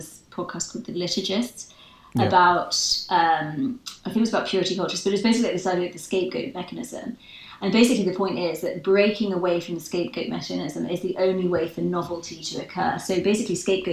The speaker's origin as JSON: {"language": "English", "region": "Northern Ireland", "country": "United Kingdom", "said": "I'm from Northern Ireland"}